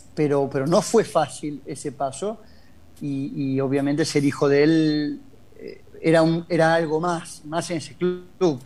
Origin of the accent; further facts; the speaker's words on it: Argentina; moved away as an adult; also born or lived in Scotland / Spain / Italy / England; now in London, United Kingdom; amo mi país porque fue donde nací, tengo mis mayores recuerdos de, la juventud, estoy en Argentina